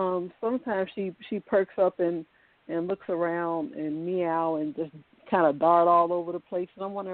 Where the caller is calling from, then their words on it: Virginia, United States; Hello, good evening. … over the V, like in Virginia, and I'm calling from Virginia.